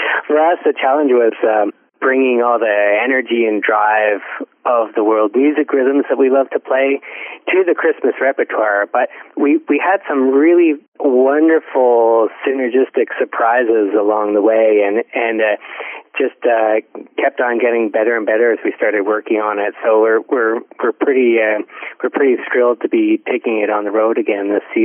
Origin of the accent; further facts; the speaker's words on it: Ontario, Canada; I grew up in Ontario, so we all learned it in school.